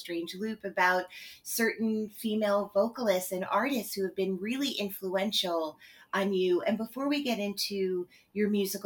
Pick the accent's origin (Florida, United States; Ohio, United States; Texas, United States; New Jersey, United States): New Jersey, United States; I grew up in New Jersey